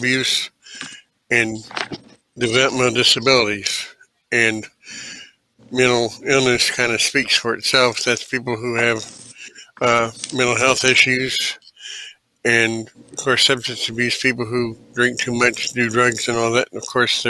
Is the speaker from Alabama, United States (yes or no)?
yes; Birmingham, Alabama, United States; also born or lived in Dayton, Ohio; I'm originally from Dayton, Ohio. We moved to Birmingham in 1972, when I was 4 years old